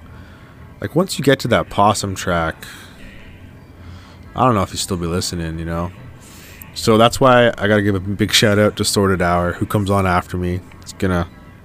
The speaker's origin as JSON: {"language": "English", "town": "Winnipeg", "region": "Manitoba", "country": "Canada", "tie": "born or raised there", "said": "Growing up in Winnipeg"}